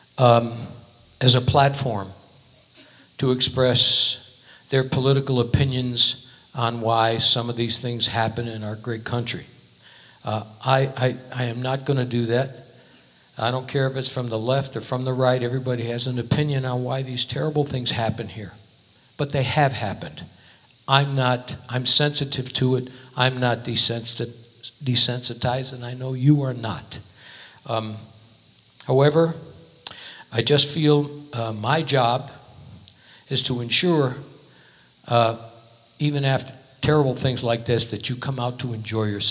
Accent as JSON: {"language": "English", "region": "Connecticut", "country": "United States", "moved": "yes", "lives_now": "Las Vegas, United States", "said": "I'm from Connecticut"}